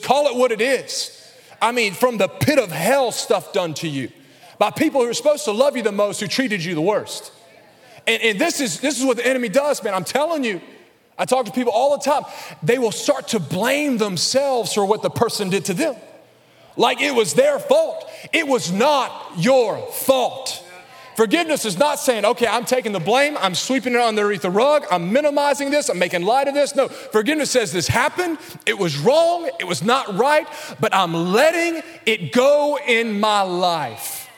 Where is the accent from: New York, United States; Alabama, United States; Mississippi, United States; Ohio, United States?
Alabama, United States; accent: Alabama; my Alabama accent